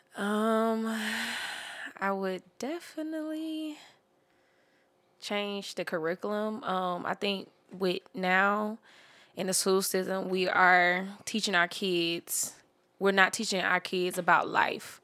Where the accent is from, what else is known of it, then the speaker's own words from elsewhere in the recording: Jacksonville, Florida, United States; I'm originally from Jacksonville, Florida